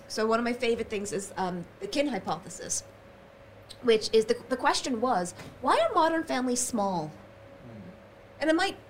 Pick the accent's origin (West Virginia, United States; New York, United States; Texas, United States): New York, United States; moved away; I'm originally from New York, so I'm not in close proximity to my biological family.